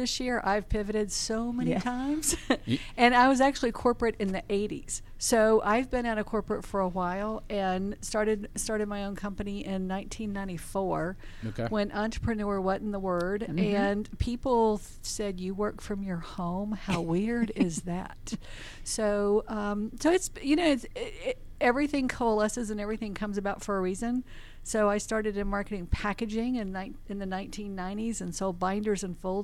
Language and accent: English; Atlanta, Georgia, United States; I'm 6 months shy of an Atlanta native